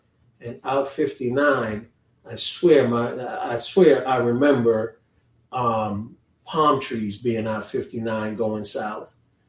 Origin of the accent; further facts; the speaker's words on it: Kingston, Jamaica; born there; But I was born in Kingston. The first four of us were born. There's six kids in my family. I lost my brother a couple of years ago, but the first four of us were born in Jamaica.